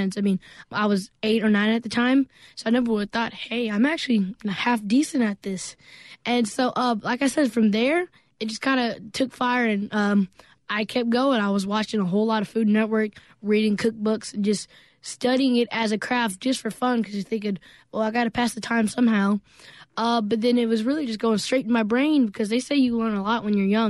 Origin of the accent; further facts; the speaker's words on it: Starkville, Mississippi, United States; my first restaurant in my hometown, Starkville, Mississippi